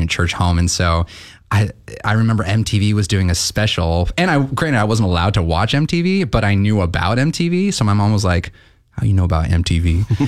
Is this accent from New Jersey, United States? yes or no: no; Gresham, Oregon, United States; I'm from Gresham. I came up from Gresham